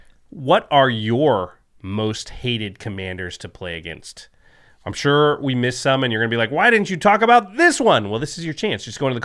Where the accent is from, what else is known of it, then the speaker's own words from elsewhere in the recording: Portland, United States; Well, next time, especially since I'm from Portland, but I was just there.